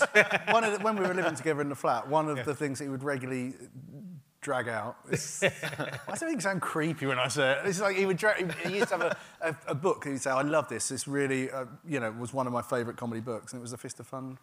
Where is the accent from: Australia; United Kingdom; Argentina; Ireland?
United Kingdom; Gravesend, South East England; I grew up in a town called Gravesend, which is a river town, and it's quite deprived.